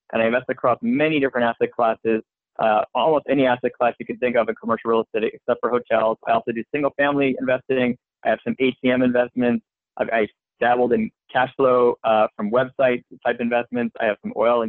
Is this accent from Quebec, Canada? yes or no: yes; Montreal, Quebec, Canada; moved away as an adult; also born or lived in Philadelphia; now in United States; I'm originally from Montreal, Canada